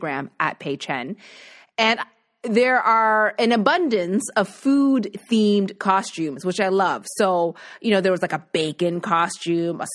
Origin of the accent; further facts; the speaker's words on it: Nova Scotia, Canada; growing up in Nova Scotia